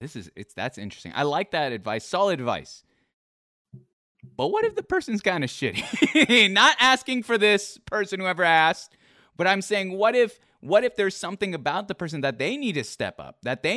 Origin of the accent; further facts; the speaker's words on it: Philippines; like in my culture, I'm Filipino.